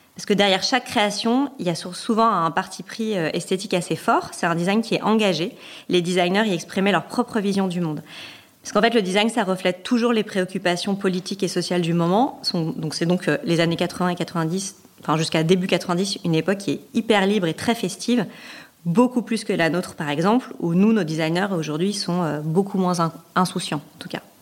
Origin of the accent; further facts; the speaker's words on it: France; chez nous, en France